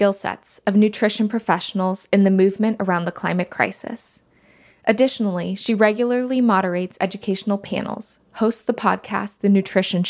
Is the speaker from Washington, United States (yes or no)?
yes; Whidbey Island, Washington, United States; growing up on Whidbey Island